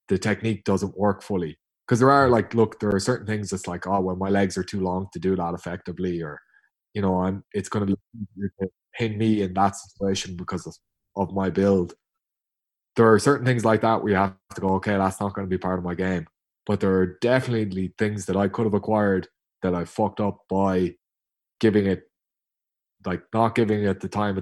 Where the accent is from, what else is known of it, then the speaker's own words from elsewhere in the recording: Tipperary, Munster, Ireland; I'm from Tip